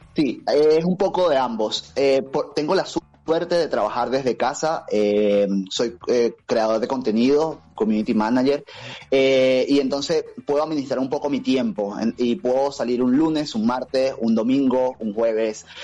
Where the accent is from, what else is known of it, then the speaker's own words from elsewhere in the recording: Venezuela; moved away as an adult; now in Buenos Aires, Argentina; Yo soy de Venezuela